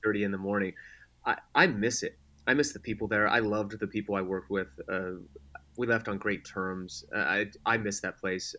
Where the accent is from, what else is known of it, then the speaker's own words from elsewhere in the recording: Denver, Colorado, United States; moved away; also born or lived in San Diego; I grew up in Denver